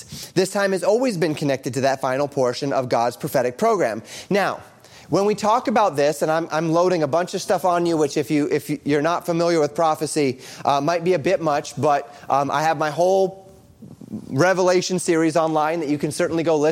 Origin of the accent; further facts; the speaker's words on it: Colorado, United States; I grew up in Colorado